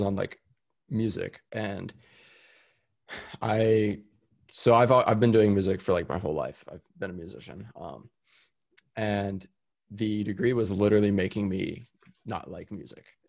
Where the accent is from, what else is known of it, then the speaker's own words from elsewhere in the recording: Austin, Texas, United States; also born or lived in San Diego, California; Austin's my hometown. It's where I was born and raised